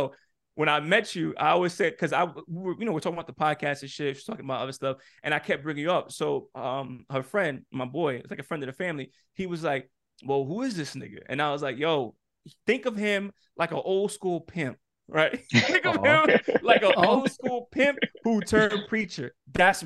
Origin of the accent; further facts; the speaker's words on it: New York, United States; I grew up in New York